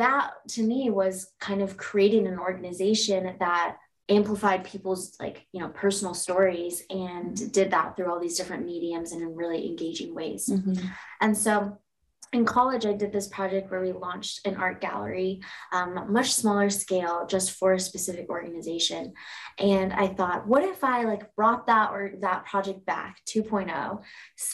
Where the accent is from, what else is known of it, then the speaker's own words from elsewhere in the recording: Indiana, United States; I was born and raised in Indiana